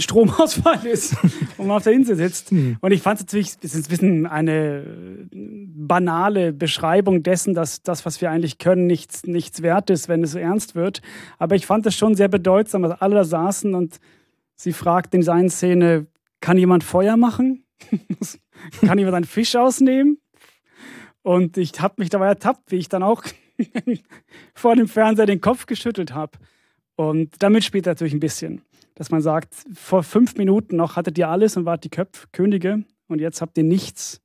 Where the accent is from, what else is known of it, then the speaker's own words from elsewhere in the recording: Sweden; moved away; ich bin in Schweden aufgewachsen